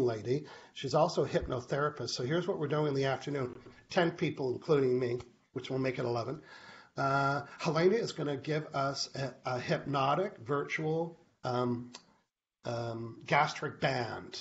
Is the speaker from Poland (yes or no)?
no; Canada; I'm a Canadian living on an island.